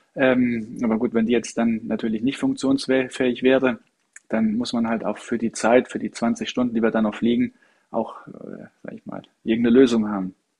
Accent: Saarland, Germany; accent: Saarländisch; moved away; natürlich bin ich aus dem Saarland und ich kann auch gut Saarländisch schwätzen.

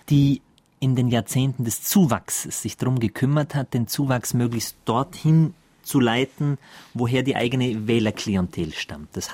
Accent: Austria; also born or lived in Germany; Das darf ich als Österreicher noch mitsagen, der hier

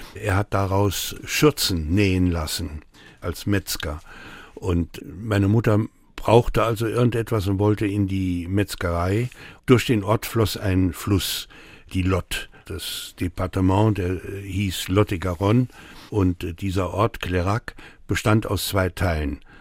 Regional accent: Saarbrücken, Saarland, Germany; German is a second language; also born or lived in France; am 27. November 1947, das war der Tag, wo wir hier in Saarbrücken ankamen. Ich sprach damals kein Wort Deutsch.

